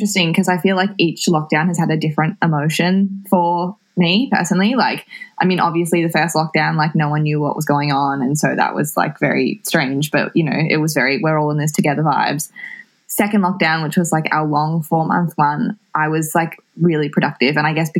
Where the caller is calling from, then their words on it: Melbourne, Victoria, Australia; I am in Coburg, in Melbourne, in lockdown.